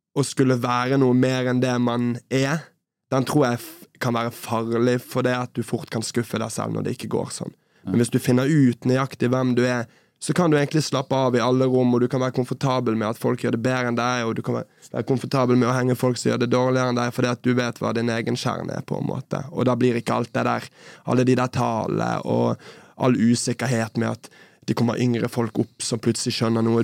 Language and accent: Norwegian; Bergen, Vestland, Norway; moved away as an adult; also born or lived in Oslo; Så, men Bergen er jo hjemmet mitt. Jeg kommer fra Bergen